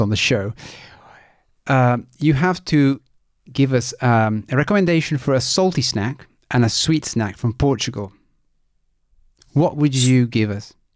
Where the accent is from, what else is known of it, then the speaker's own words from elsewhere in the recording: Italy; moved away; I am originally from Italy